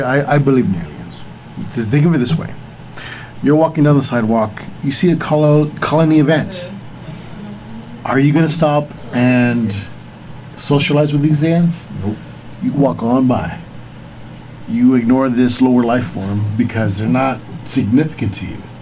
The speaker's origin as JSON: {"language": "English", "region": "Texas", "country": "United States", "said": "we're from Texas"}